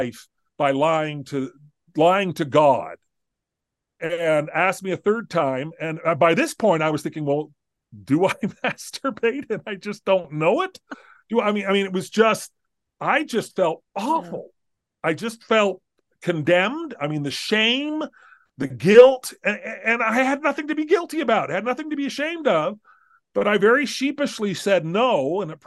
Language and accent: English; Southern California, United States; I grew up in Southern California